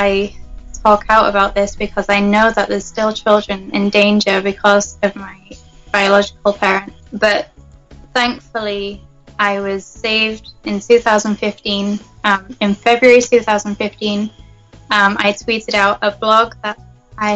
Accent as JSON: {"language": "English", "region": "England", "country": "United Kingdom", "tie": "born or raised there", "moved": "as an adult", "lives_now": "United States", "said": "Well, I'm from England. I'm originally from England. I was born in Britain, and I'm actually living in the States now"}